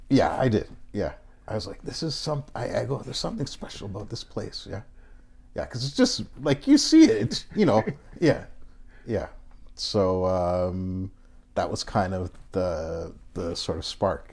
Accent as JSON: {"language": "English", "town": "Toronto", "region": "Ontario", "country": "Canada", "tie": "born or raised there", "moved": "as an adult", "lives_now": "Japan", "said": "growing up in Canada as a black Canadian"}